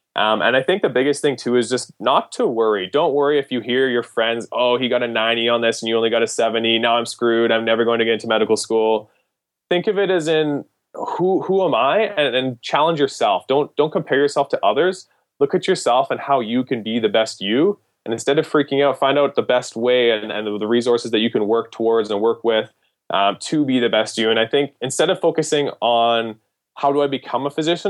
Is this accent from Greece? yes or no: no; Canada; as a Canadian applying to American medical schools